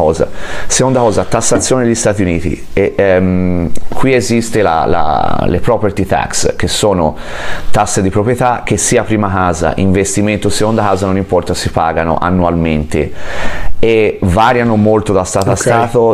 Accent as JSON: {"language": "Italian", "town": "Florence", "region": "Tuscany", "country": "Italy", "tie": "born or raised there", "moved": "as an adult", "lives_now": "California, United States", "said": "sono nato a Firenze ma vivo qua dal 2016"}